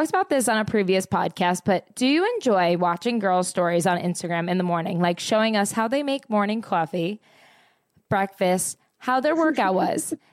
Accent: Toronto, Ontario, Canada; I'm from Toronto.

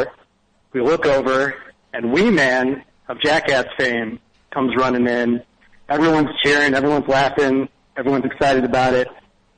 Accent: Las Vegas, Nevada, United States; I'm from Vegas

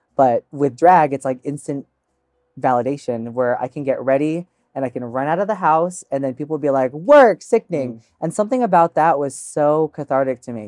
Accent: United States; first language English; grew up here in the States

